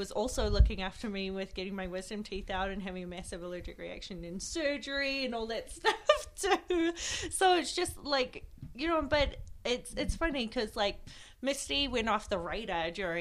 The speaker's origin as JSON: {"language": "English", "country": "New Zealand", "tie": "born or raised there", "moved": "yes", "said": "I never back in my hometown, because I'm like originally from New Zealand"}